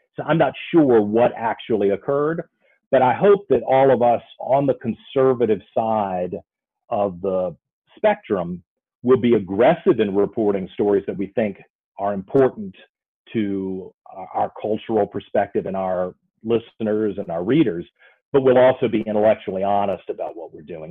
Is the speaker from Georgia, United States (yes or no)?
no; Virginia, United States; also born or lived in Waco, Texas; I grew up here in Virginia